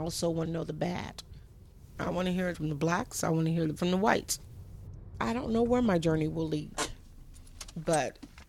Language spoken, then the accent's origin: English; Las Vegas, Nevada, United States; I was born in Las Vegas, Nevada